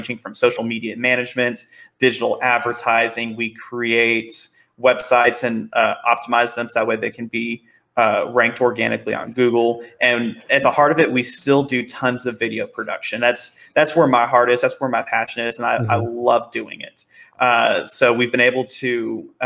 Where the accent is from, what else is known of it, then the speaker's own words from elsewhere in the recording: Dallas, Texas, United States; I've grown up, born and raised in the Dallas area